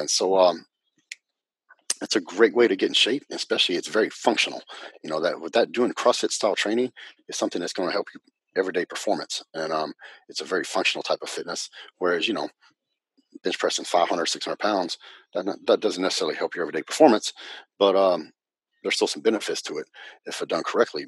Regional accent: Northwest Texas, United States; also born or lived in Dallas-Fort Worth, Texas; I'm from Texas, and um, and I grew up in a little town in Northwest Texas

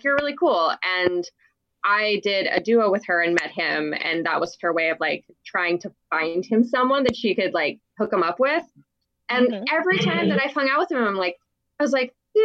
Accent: Seattle, Washington, United States; I am from Seattle

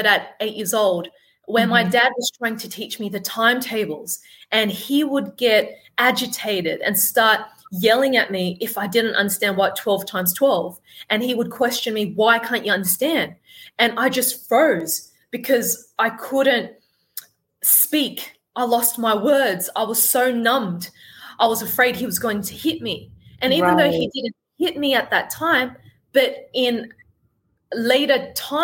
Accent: Sydney, New South Wales, Australia; I was born and brought up in Sydney, Australia, as you could tell by my accent and my killer tan

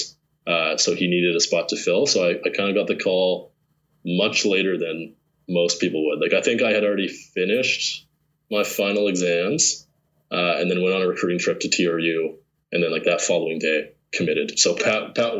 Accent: Lethbridge, Alberta, Canada; I grew up in Lethbridge

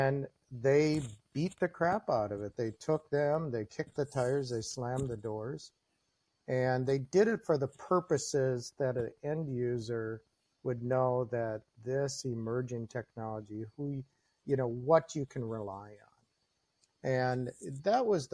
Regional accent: Minnesota, United States; also born or lived in Green Bay, Wisconsin; now in Wisconsin, United States; I grew up in Minnesota, so you know my conflict. I live outside of Green Bay now

